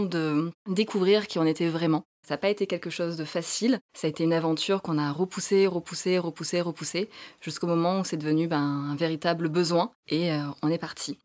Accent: southern France, France; moved away; du sud de la France

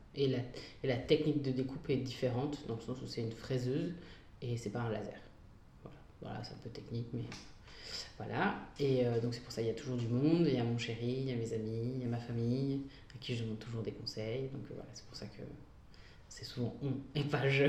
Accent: Mouvaux, Hauts-de-France, France; moved away as an adult; also born or lived in Sicily, Italy / Bologna, Italy; je suis originaire d'une petite ville qui s'appelle Mouvou, à côté de Lille, où j'ai passé euh, toute euh, mon enfance et adolescence jusqu'à mes 18 ans.

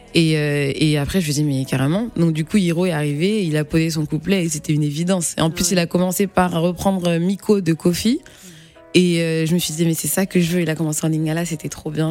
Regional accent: Angers, Pays de la Loire, France; moved away as an adult; also born or lived in Le Mans / Congo; now in Paris, France; je viens pas de Paris, je viens d'Angers. Je suis née au Mans, je viens d'Angers et je suis arrivée sur Paris

